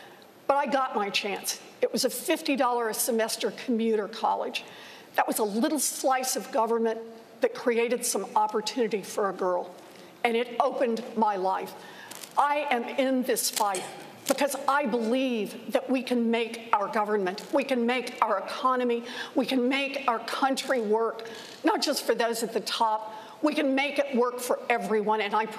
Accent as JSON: {"language": "English", "region": "Oklahoma", "country": "United States", "tie": "born or raised there", "said": "I was born and raised in Oklahoma. I have three older brothers."}